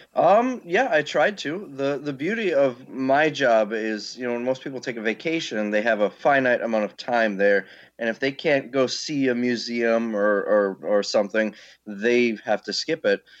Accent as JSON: {"language": "English", "town": "Green Bay", "region": "Wisconsin", "country": "United States", "tie": "born or raised there", "said": "I got myself a warehouse in Green Bay, my hometown, and started"}